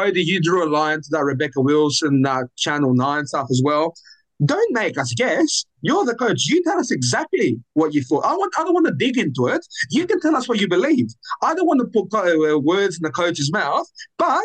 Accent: Athens, Attica, Greece; now in Australia; I'm born and raised in Athens.

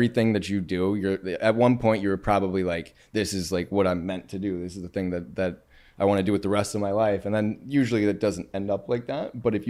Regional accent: Cincinnati, Ohio, United States; I'm from Cincinnati.

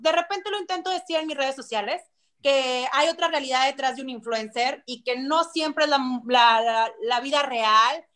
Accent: Monterrey, Nuevo León, Mexico; Yo soy de Monterrey, soy 100% regia

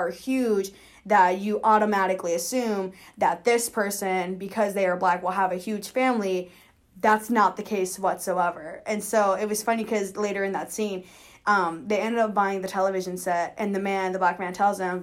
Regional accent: Kansas City, Kansas, United States; So I am originally from Kansas City, Kansas. I lived in Wyandotte County my entire life.

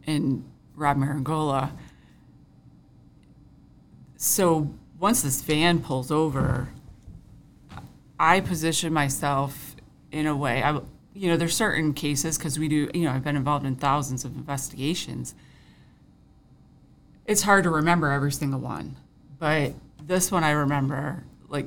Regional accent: Fairport, New York, United States; I grew up in Fairport

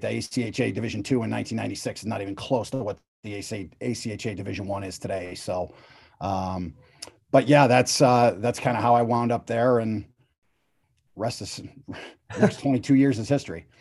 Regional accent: Cleveland, Ohio, United States; I grew up playing in Cleveland

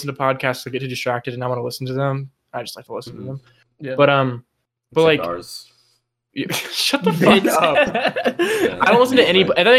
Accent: Texas, United States; I'm from Texas

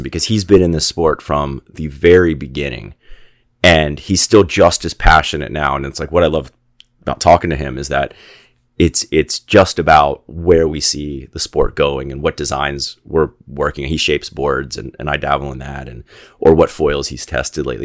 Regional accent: Gainesville, Florida, United States; moved away as an adult; also born or lived in Saint Augustine, Florida / Costa Rica; I grew up in Gainesville, Florida

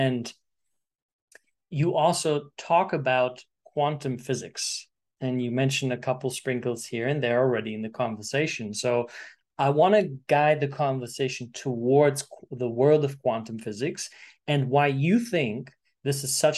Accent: Germany; born there; I was born in Germany, Sicilian family.

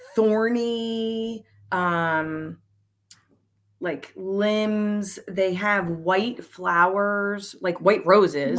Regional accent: Montgomery County, Pennsylvania, United States; now in Bucks County, United States; I'm currently in Bucks County. We've been in, I grew up in Montgomery County

